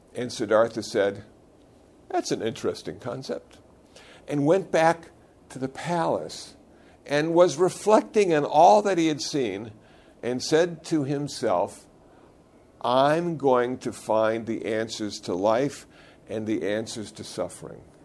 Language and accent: English; Iowa, United States; moved away; I was born in Iowa.